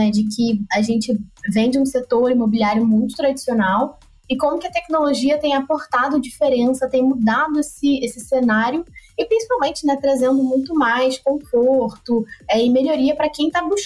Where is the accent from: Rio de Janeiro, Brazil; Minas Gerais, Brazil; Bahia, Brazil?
Rio de Janeiro, Brazil; now in São Paulo, Brazil; Eu vim lá do Rio de Janeiro e no Rio a gente tem bastante problema com essa parte de moradia